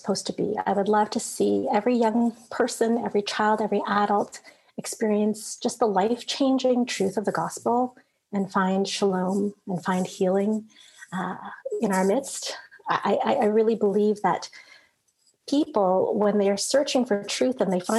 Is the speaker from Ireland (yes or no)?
no; Toronto, Ontario, Canada; I grew up in Toronto, but I didn't grow up in the church in Toronto